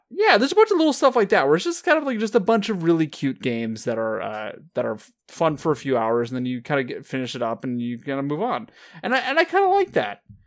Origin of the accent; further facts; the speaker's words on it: California, United States; neither of us have lived outside of California our entire lives.